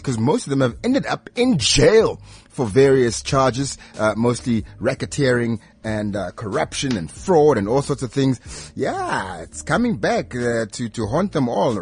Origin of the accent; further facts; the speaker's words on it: South Africa; I'm from Harangua as well